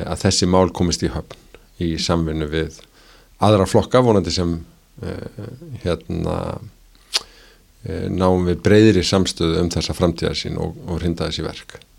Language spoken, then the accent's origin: Icelandic; Reykjavík, Capital Region, Iceland; ég er að alna upp í árbænum